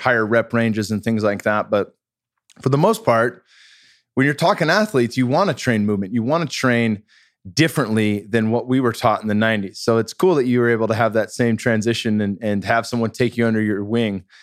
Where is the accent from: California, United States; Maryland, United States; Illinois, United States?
California, United States; Bay Area; I'm from the Bay Area